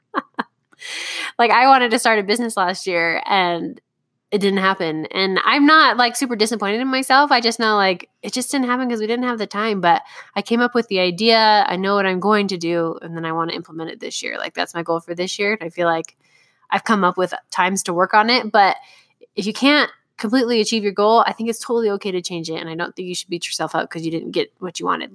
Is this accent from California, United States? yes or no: yes; Southern California, United States; I grew up going to Disneyland because I grew up in Southern California, and we went every year